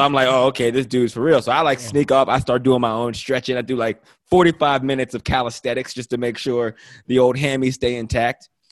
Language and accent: English; Pennsylvania, United States; moved away as an adult; also born or lived in Ohio; now in Los Angeles, United States; I am from Pennsylvania, but I went to school in Ohio at Toledo